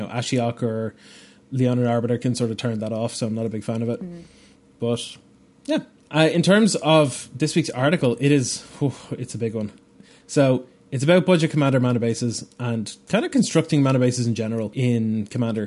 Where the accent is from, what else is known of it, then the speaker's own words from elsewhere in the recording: Bray, Leinster, Ireland; Bray is the name of the town that I grew up in Ireland here